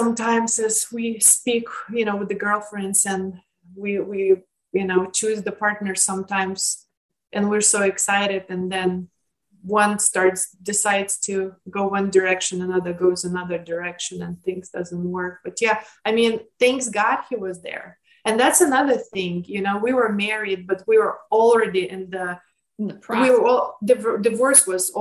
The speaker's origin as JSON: {"language": "English", "country": "Lithuania", "tie": "born or raised there", "moved": "yes", "said": "I grew up in Lithuania"}